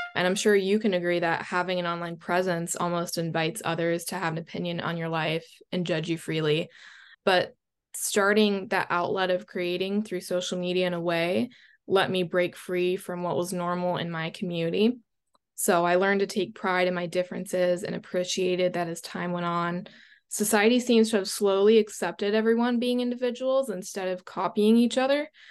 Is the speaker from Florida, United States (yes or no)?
yes; Florida, United States; I was born in Florida, so I spent most of my time by the water